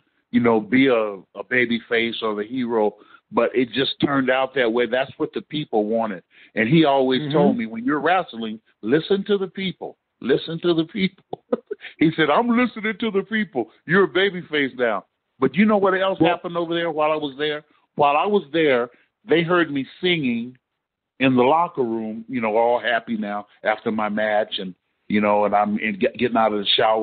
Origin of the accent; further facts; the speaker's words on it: Fresno, California, United States; also born or lived in San Diego; my hometown in Fresno